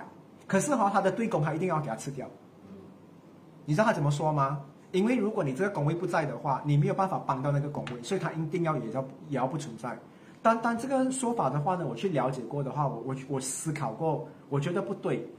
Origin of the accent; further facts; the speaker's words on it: Malaysia; 现在你看相位了，我们是马来西亚人，我们要接受这个东西。